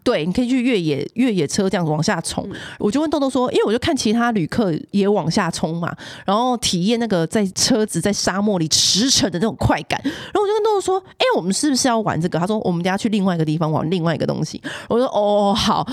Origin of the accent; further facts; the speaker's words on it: Taiwan; 我们台湾人很沉迷水晶